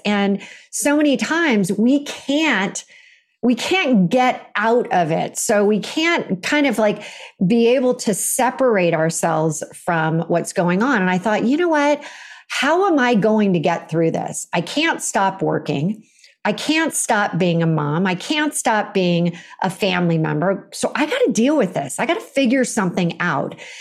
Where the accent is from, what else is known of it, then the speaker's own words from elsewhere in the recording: Silicon Valley, California, United States; I grew up in California